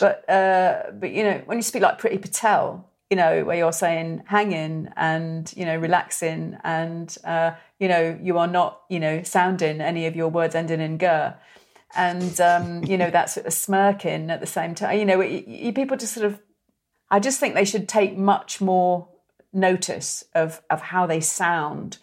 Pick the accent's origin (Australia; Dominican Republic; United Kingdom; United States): United Kingdom; the Wirral, Merseyside, North West England; I'm from the Wirral, from Merseyside, so, so my voice, you know, I didn't have a voice like